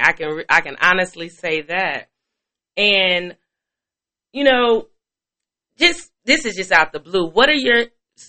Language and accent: English; Midwest, United States; I'm from the Midwest